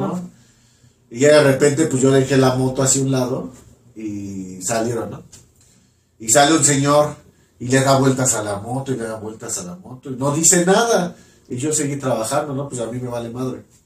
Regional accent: Mexico; yo que soy de México

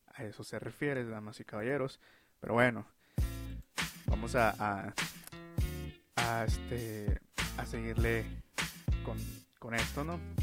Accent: Mexico; como mexicanos

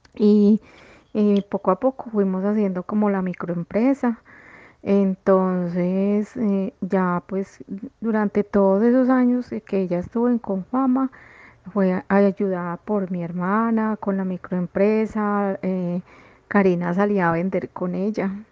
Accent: Pereira, Risaralda, Colombia; moved away as an adult; now in Medellín, Colombia; yo soy de Pereira, pero pues vine aquí a Antioquia eh, cuando terminé mi carrera

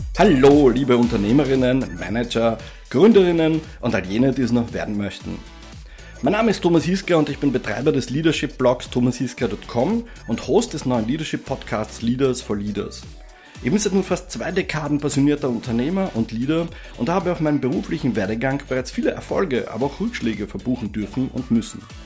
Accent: Austria; also born or lived in Czechoslovakia; Zur Welt gekommen in der damaligen sozialistischen Tschechoslowakei, aufgewachsen in Österreich

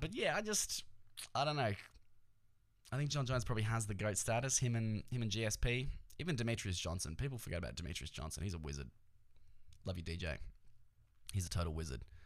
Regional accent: Australia; we're like Australian

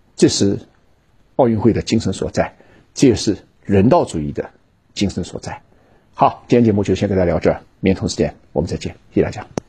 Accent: China; 我们中国人

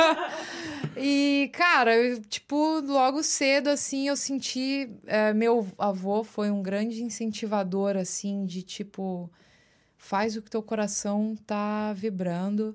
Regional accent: Osasco, São Paulo, Brazil; moved away as an adult; also born or lived in Los Angeles; now in New York, United States; Eu nasci em São Paulo, na Lapa especificamente, Lapa, São Paulo. Uh, fui criada num bairro chamado Vila Airosa, que faz até parte de Osasco

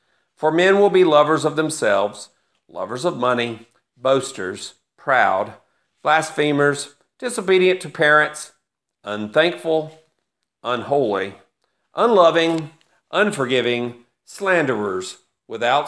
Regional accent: United States; I am very pro-American. I'm very patriotic for my country

